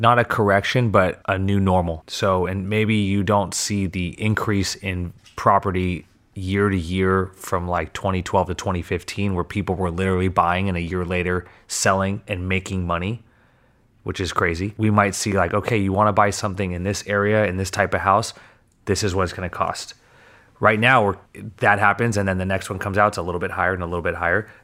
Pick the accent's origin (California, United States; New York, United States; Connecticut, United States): California, United States; Manhattan Beach; growing up in Manhattan, we went to Robinson was my preschool